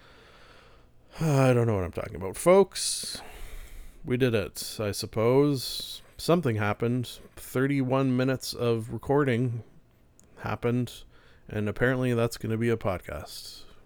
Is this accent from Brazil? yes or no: no; Canada; we're Canadian